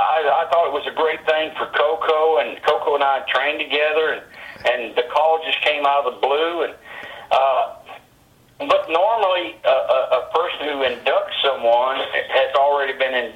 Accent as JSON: {"language": "English", "town": "Bolivar", "region": "Tennessee", "country": "United States", "tie": "born or raised there", "also_born_or_lived": "Memphis, Tennessee / Calgary, Canada", "moved": "yes", "lives_now": "Phoenix, United States", "said": "I was born in Bolivar, Tennessee."}